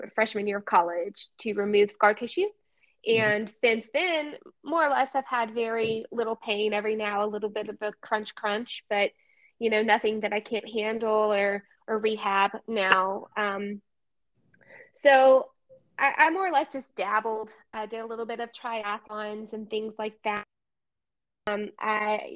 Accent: Birmingham, Alabama, United States; I grew up in Birmingham, Alabama

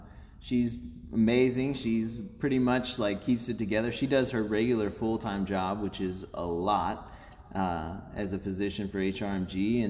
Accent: Owensville, Missouri, United States; also born or lived in Louisiana, Missouri / Iowa / Kansas City; But 39, and I was actually born in Louisiana, Missouri, just south of here. And I spent some time growing up in Iowa, a little bit over on the Kansas City side. And then as my grandmother started getting closer to her time, we moved to Owensville, Missouri

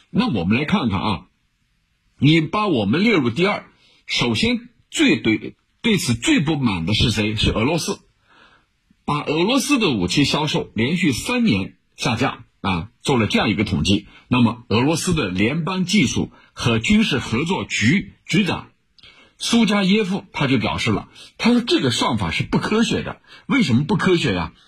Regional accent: China

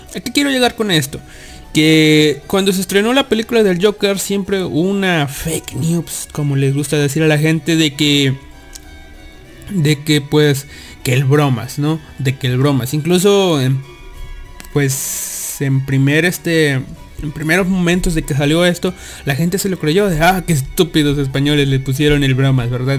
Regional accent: Mexico; somos de México

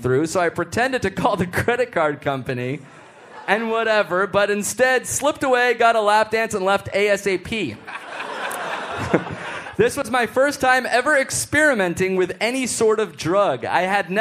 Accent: United States; we're from America

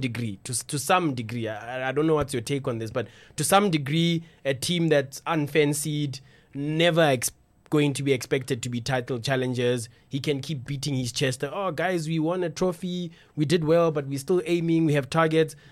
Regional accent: South Africa

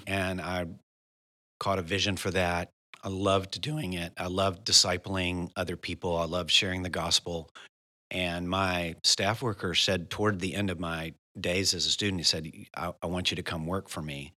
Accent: United States; I'm from the United States of America

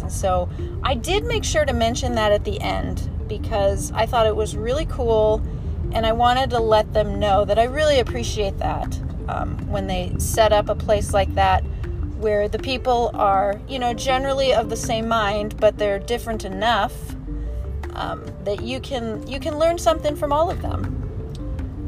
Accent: Arizona, United States; I grew up in Arizona

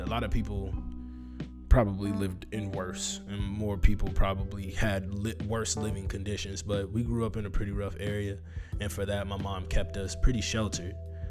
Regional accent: North Chicago, Illinois, United States; also born or lived in Waukegan / Zion / Toledo / East Cleveland; I grew up in Lake County, Illinois, North Chicago specifically. I moved between North Chicago, Waukegan, Zion. I also lived in Ohio, Toledo, East Cleveland, and I graduated high school in Kenosha.

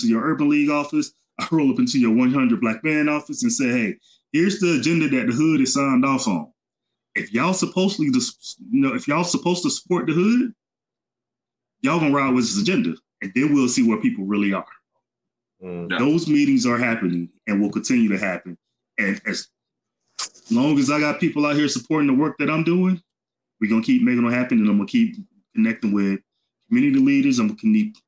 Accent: Albany, Georgia, United States; also born or lived in Atlanta, Georgia; I'm a Georgia boy. I grew up in Albany, Georgia, spent a good part of my life in Atlanta

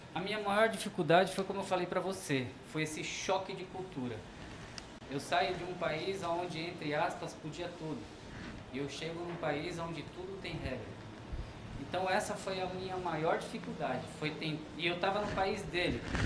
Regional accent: Brazil; nós brasileiros

